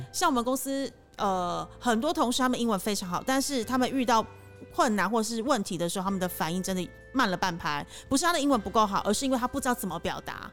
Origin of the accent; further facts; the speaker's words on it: Taipei, Taiwan; now in Cambodia; 我是台北人嘛